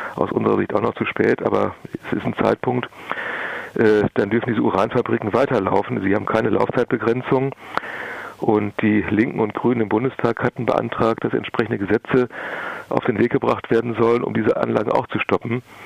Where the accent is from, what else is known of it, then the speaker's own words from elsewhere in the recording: Germany; hier bei uns in Deutschland